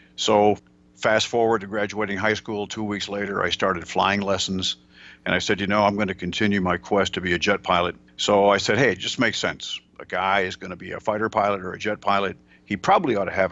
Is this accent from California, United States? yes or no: no; Michigan, United States; moved away as an adult; also born or lived in Dallas, Texas; I was born and raised in Michigan